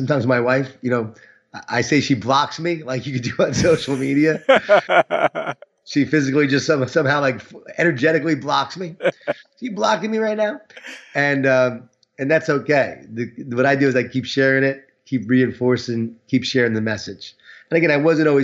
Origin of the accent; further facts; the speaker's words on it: Long Island, New York, United States; I was from Long Island